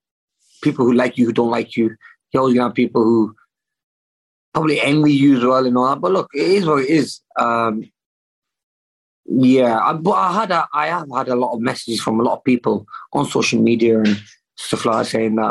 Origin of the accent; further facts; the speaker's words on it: Manchester, North West England, United Kingdom; in Manchester, in my hometown